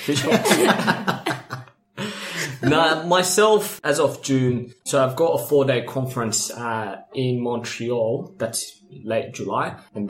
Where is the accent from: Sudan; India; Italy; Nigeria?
Sudan; now in Perth, Australia; when I came from Sudan to Perth, you know, I was homeless in Sudan, right? So migrated here as a refugee with my parents, with my mom, sorry, and my brothers and sisters, single mom, by the way.